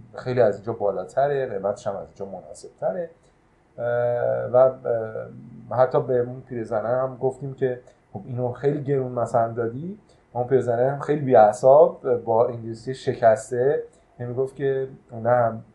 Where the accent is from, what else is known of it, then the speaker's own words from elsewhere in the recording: Iran; ما ایرانی هستیم